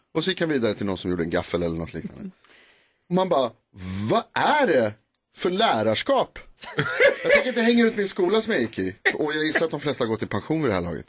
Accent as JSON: {"language": "Swedish", "town": "Stockholm", "region": "Stockholm County", "country": "Sweden", "tie": "born or raised there", "said": "Jag är uppväxt på Knivsöder i Stockholm"}